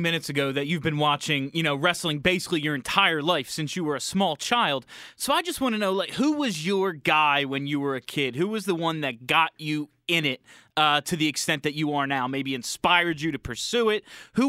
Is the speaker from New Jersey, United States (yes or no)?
yes; New Jersey, United States; I'm from New Jersey and I'm a Flyers fan.